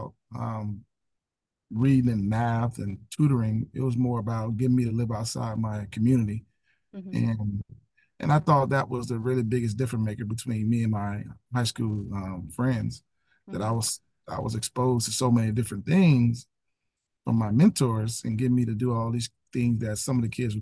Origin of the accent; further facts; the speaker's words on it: Pompano Beach, Florida, United States; also born or lived in Tallahassee, Florida / Atlanta, Georgia; born and raised in Pompano Beach